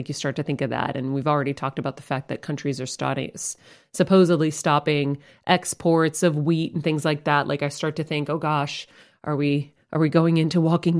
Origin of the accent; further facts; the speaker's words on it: Medford, United States; moved away; my hometown of Medford